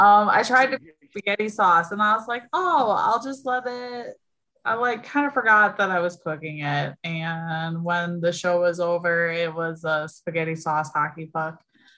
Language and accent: English; Milwaukee, Wisconsin, United States; accent: thick Midwest; I'm from Milwaukee, Wisconsin. So sometimes when I talk tonight or any night, you'll hear my thick thick Midwest accent come out